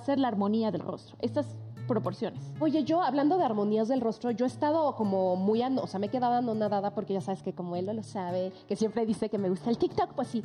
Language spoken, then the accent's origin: Spanish; Tabasco, Mexico; yo que soy de Tabasco, las tabasqueñas somos más caderonas